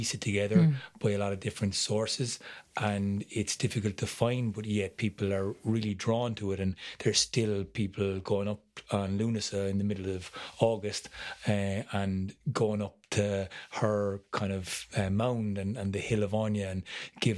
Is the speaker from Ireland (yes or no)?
yes; Munster, Ireland; also born or lived in Galway; we're from Munster